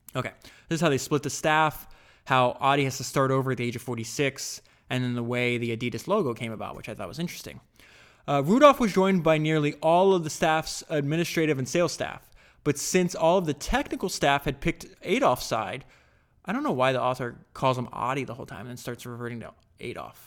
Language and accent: English; United States; I grew up in America